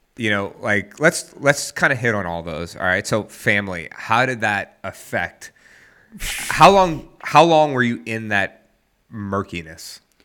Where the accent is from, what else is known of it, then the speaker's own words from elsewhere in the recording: the South, United States; I'm from the South